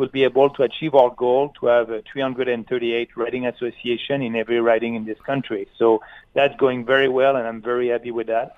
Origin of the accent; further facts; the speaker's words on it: Quebec, Canada; my own province in Quebec